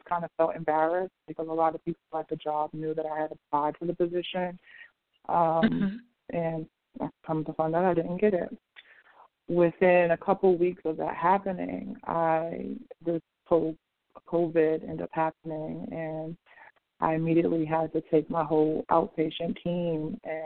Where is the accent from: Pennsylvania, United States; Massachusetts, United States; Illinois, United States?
Massachusetts, United States; Boston; also born or lived in San Francisco; now in Los Angeles, United States; I'm originally from Boston, but I live in L.A.